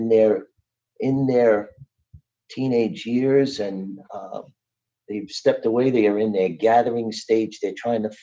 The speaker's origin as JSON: {"language": "English", "town": "New York City", "region": "New York", "country": "United States", "tie": "born or raised there", "said": "I grew up in Brooklyn."}